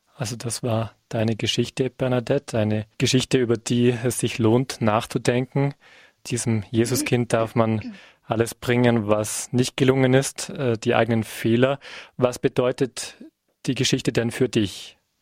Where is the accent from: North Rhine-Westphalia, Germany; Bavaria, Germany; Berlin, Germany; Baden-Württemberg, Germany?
Bavaria, Germany; bei uns in Bayern